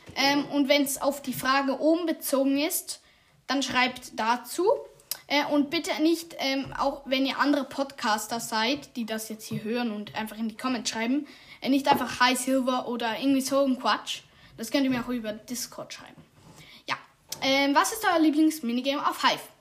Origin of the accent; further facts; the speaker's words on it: Switzerland; ich bin Schweizer